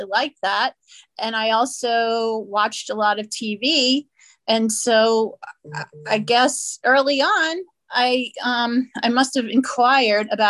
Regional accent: New Orleans, Louisiana, United States; moved away as an adult; also born or lived in San Diego; I was born in New Orleans and lived there until after college.

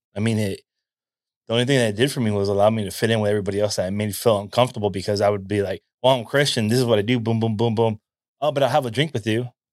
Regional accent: California, United States; a native Californian

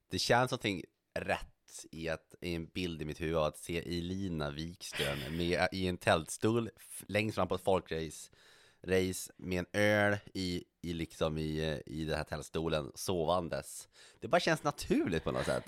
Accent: Norrland, Sweden; now in Stockholm, Sweden; jag identifierar mig så kraftigt som, som norrlänning och vill inte tappa det

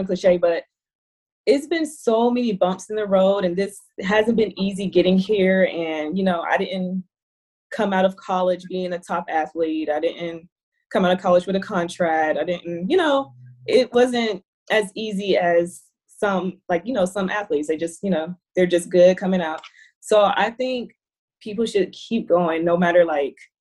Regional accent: Monroe, Georgia, United States; my hometown, oh my gosh, like I come from this little small hometown, Monroe, Georgia

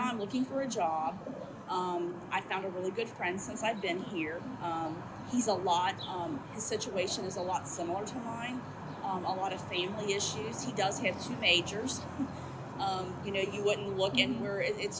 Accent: Kentucky, United States; now in Cincinnati, United States; I'm originally from Kentucky

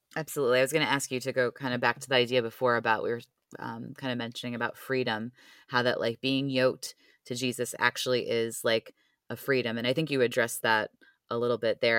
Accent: Cleveland, Ohio, United States; moved away; I grew up in Cleveland

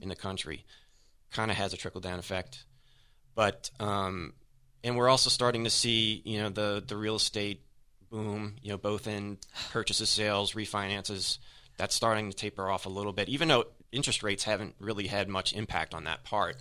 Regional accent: New Orleans, Louisiana, United States; I'm from New Orleans

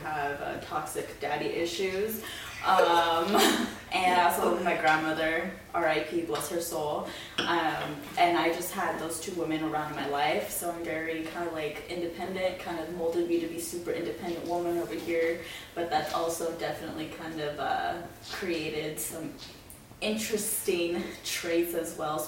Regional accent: California, United States; moved away; also born or lived in Riverside, California; I am from California

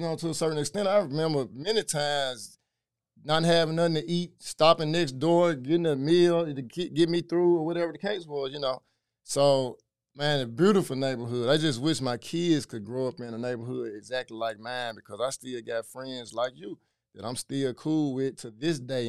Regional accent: Memphis, Tennessee, United States; also born or lived in Frayser, Memphis; so I'm from White Haven

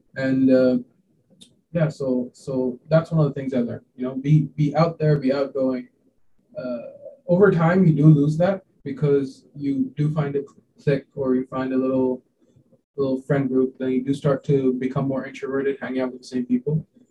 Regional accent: Hong Kong; also born or lived in India; I was born in India a uh, long time back, and then I moved to Hong Kong when I was quite young.

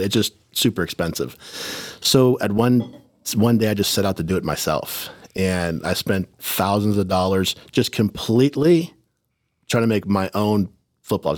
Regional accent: Oceanside, California, United States; growing up in Oceanside, it was like a tough neighborhood

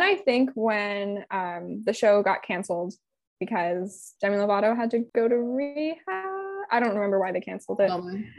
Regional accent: California, United States; I know that I am a Californian.

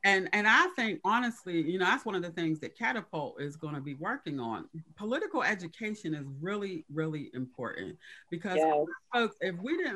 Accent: Pittsburgh, Pennsylvania, United States; also born or lived in Hazelwood, Pittsburgh; as a child, grew up in the Hill District, but then as an adult, I moved to Hazelwood

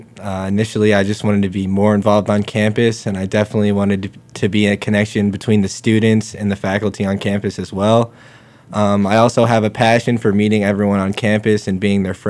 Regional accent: Lake Wallenpaupack area, Pennsylvania, United States; I'm from the Lake Wampanoag area

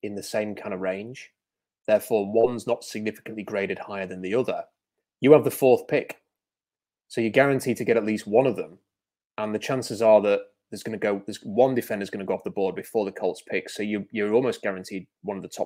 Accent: United Kingdom; I am British.

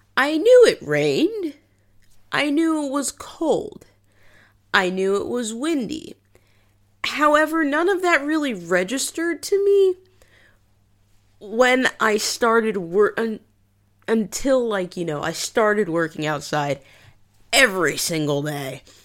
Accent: New England, United States; moved away as an adult; also born or lived in Liverpool, United Kingdom; now in United Kingdom; I'm from New England

